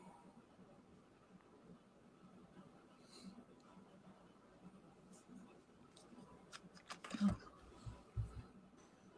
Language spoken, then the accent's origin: English; New Chicago, Indiana, United States; from New Chicago, and everybody always thinks that means like Chicago, but it's still in Indiana